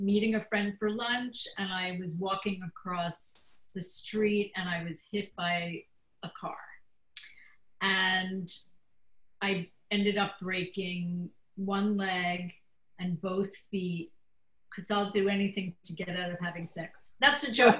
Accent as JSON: {"language": "English", "region": "New York", "country": "United States", "said": "I'm from New York, which is also a great place for comedy"}